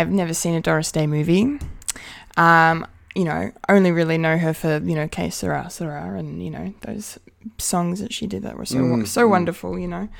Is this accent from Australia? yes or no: yes; Bendigo, Victoria, Australia; I'm proud to say my hometown swung more left.